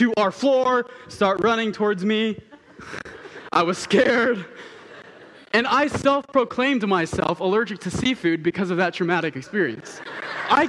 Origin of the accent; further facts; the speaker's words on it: Southern California, United States; moved away; I'm from Southern California